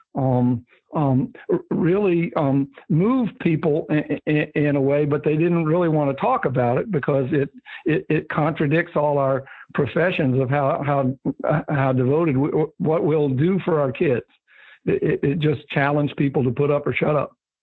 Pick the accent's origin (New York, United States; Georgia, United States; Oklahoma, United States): Georgia, United States; Atlanta; I was growing up in Atlanta